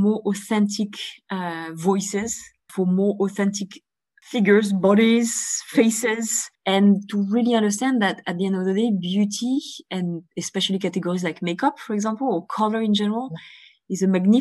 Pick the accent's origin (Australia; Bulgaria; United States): Bulgaria; moved away; I was born in Bulgaria